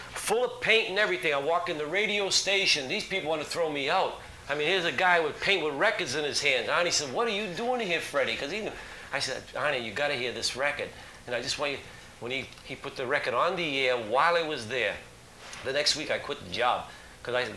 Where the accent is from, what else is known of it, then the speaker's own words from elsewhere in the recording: Boston, Massachusetts, United States; I'm from Boston